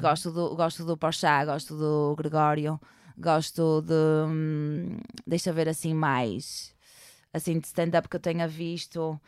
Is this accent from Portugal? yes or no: yes; Porto, Norte, Portugal; eu sou de Porto.